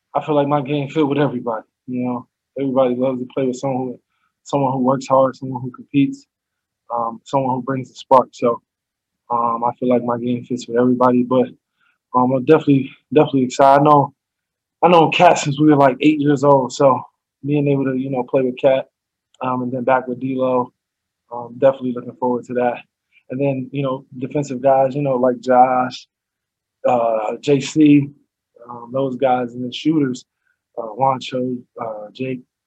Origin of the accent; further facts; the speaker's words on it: Pennsylvania, United States; I'm from Pennsylvania